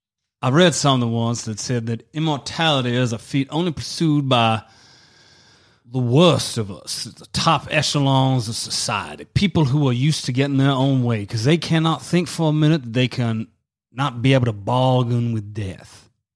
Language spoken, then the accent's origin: English; the South, United States; I'm from America, yes.